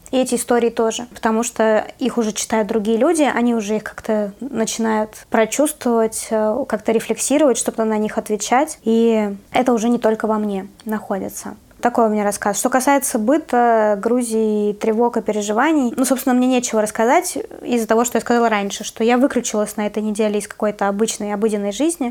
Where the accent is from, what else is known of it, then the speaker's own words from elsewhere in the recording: Siberia, Russia; moved away as an adult; now in Tbilisi, Georgia; мы говорили из Сибири